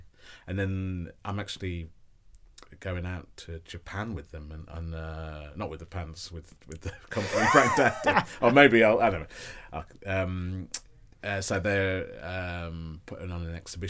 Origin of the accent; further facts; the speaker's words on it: Tamworth, West Midlands, United Kingdom; I'm from Tamworth in the Midlands.